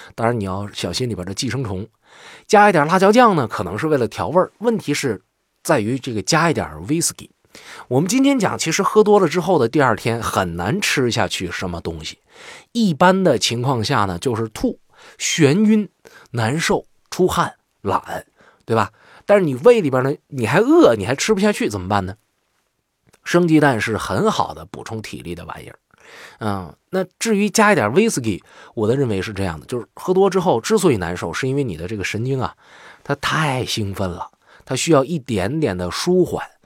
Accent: northern China, China; 作为一名北方人

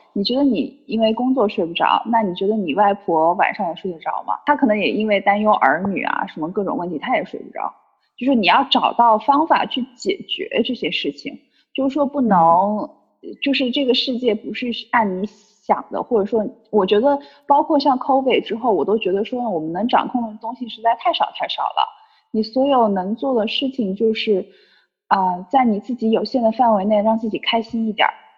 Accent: Sichuan, China; also born or lived in Shenzhen; now in Chengdu, China; 我现在其实回到成都，虽然我不是成都人，但我是四川的

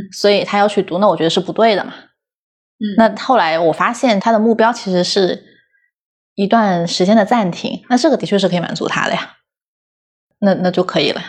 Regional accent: Guangdong, China; 我在广东长大

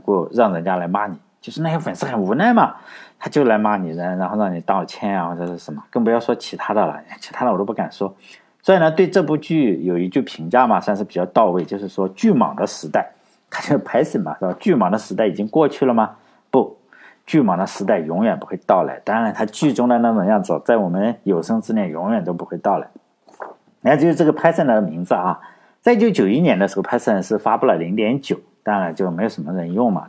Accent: China; 我们中国人的思维

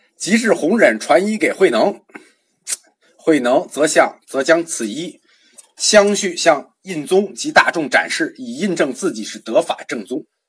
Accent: China; 我们中国人

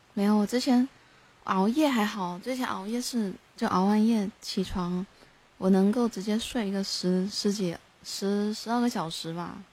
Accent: Guangdong, China; 我是广东人

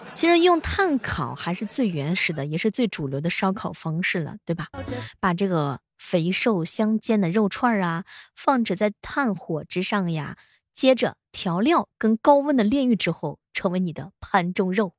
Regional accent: Xuzhou, Jiangsu, China; 我们徐州这边

